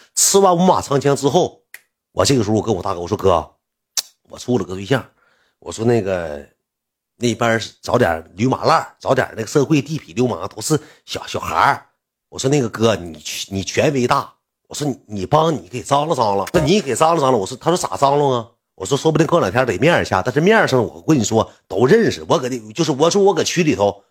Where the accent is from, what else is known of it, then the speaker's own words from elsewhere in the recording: Heilongjiang, China; 我农村来的。 我跟你讲， 我， 我正常来说， 我农村上学的。 我应该跳到哪儿呢？ 我跳到茄子河区里上高中。 我没去。 我直接跳到桃山区， 到， 到， 跳到市里了。 我上的高中